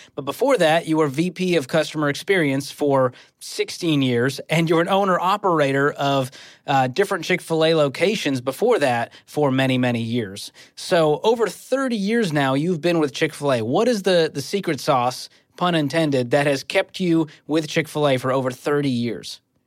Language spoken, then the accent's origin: English; Dedham, Massachusetts, United States; now in Franklin, Tennessee, United States; my hometown in Dedham, Massachusetts